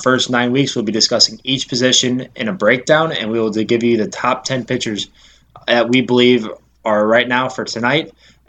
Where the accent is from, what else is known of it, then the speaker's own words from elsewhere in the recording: Chicago, Illinois, United States; moved away; I am actually from Chicago